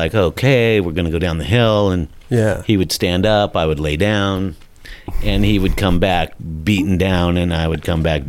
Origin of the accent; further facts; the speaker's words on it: Long Beach, California, United States; also born or lived in Pinole, California; But I was born in Long Beach, and then we moved back down to Long Beach.